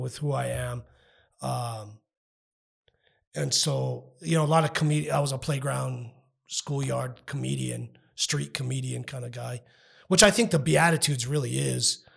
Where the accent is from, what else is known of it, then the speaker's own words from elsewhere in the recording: El Paso, Texas, United States; I grew up in Northeast El Paso